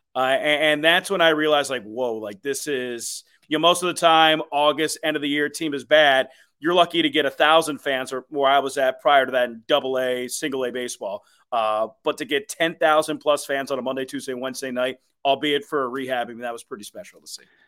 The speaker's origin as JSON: {"language": "English", "town": "Philadelphia", "region": "Pennsylvania", "country": "United States", "tie": "born or raised there", "moved": "yes", "said": "growing up in Philadelphia early in my life"}